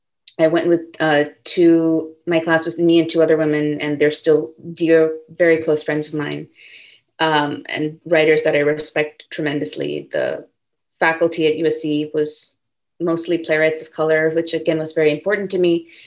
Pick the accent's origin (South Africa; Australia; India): India; also born or lived in California, United States / Singapore; I was born in California, but like I mentioned, we moved to Singapore when I was 6, and then we moved to India when I was 9. So we were living in different places, and I mostly grew up in India.